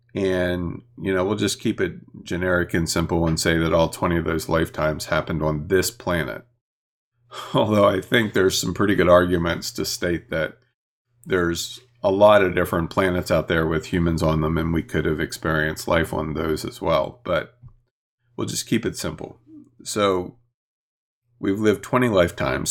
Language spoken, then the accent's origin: English; Chambersburg area, Pennsylvania, United States; born or raised there